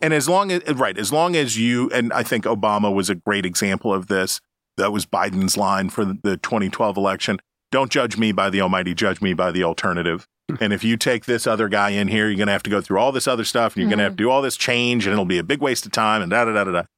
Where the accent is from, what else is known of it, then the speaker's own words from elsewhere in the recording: Wheeling, West Virginia, United States; my hometown of Wheeling, West Virginia